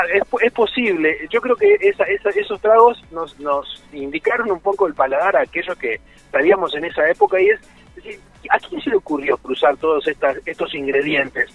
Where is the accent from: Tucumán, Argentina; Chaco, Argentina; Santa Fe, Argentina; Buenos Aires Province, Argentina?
Buenos Aires Province, Argentina; Ascensión; now in Rosario, Argentina; yo no soy nativo de Rosario y a los 17, 18 eh, vivía en un pueblo, el pueblo de mi viejo se llama Ascensión